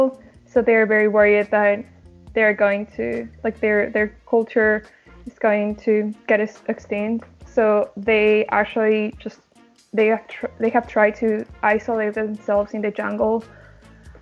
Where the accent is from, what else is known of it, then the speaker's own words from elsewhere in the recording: Quito, Pichincha, Ecuador; now in Canada; I'm from Quito